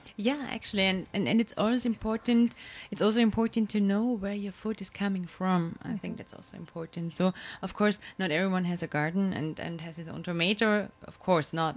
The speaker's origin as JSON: {"language": "English", "region": "Vienna", "country": "Austria", "tie": "born or raised there", "said": "I'm born and raised in Vienna"}